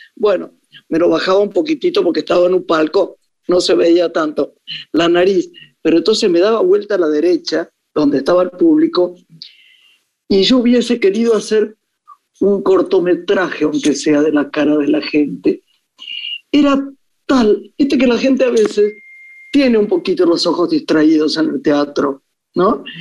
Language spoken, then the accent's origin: Spanish; Argentina; moved away as an adult; also born or lived in Paris, France; yo que soy profundamente argentina